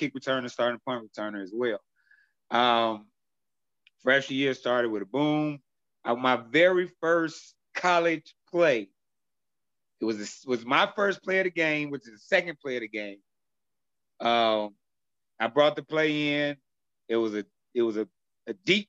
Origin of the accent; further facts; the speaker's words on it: Chicago, Illinois, United States; I was born and raised in Chicago all my life there